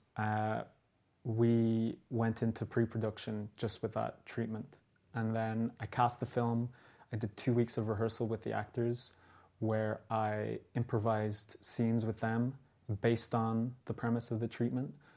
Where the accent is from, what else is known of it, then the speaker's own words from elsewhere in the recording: Dublin, Leinster, Ireland; also born or lived in New York; my own experiences growing up in Dublin